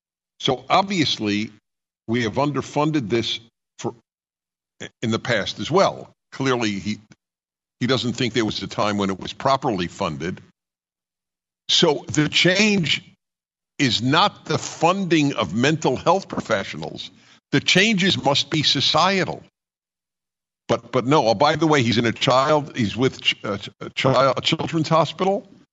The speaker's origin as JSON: {"language": "English", "region": "California", "country": "United States", "lives_now": "Washington, D.C., United States", "said": "I came from California too. But coming to Washington, D.C. from California, there's no change in terms of liberty."}